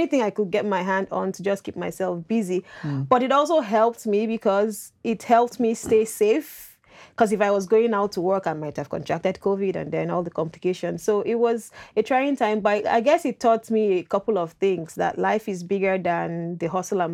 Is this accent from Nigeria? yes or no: yes; Nigeria; moved away as an adult; now in Canada; I'm from Nigeria